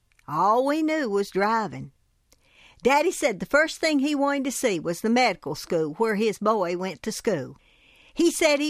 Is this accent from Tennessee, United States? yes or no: yes; Tennessee, United States; I grew up in Hancock County in Upper East Tennessee in the foothills of the Smoky Mountains. My parents were tobacco-chewing farmers with eighth-grade educations. They nurtured me in all the Appalachian traditions.